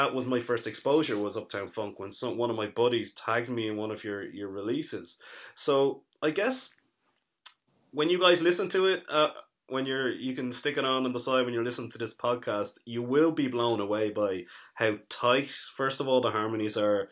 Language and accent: English; Dublin, Leinster, Ireland; I grew up in Dublin